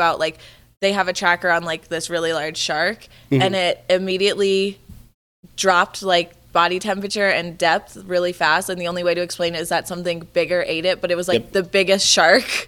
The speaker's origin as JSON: {"language": "English", "region": "Florida", "country": "United States", "tie": "born or raised there", "moved": "yes", "lives_now": "Colorado, United States", "said": "I'm from Florida. Like I grew up going to the beach"}